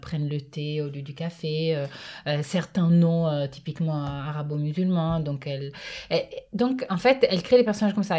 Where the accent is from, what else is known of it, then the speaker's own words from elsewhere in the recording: a city in northern Italy, Italy; now in France; je suis née j'ai grandi dans un dans une ville du nord de l'Italie